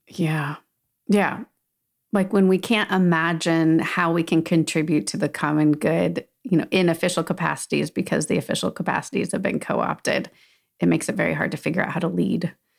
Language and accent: English; Southern California, United States; moved away; also born or lived in Salt Lake City, Utah; I grew up in Southern California, so definitely beach is, feels like home, but then we had lots of years in Salt Lake City